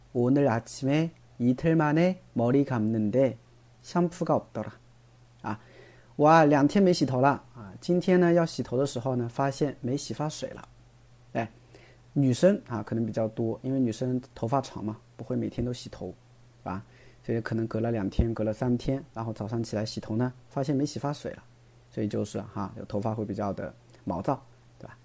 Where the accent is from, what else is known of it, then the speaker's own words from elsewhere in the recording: China; 但我们中国人不会这么说的嘛